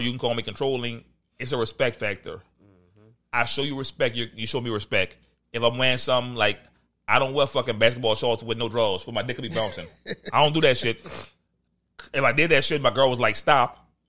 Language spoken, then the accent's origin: English; New Orleans, Louisiana, United States; I'm from New Orleans culture.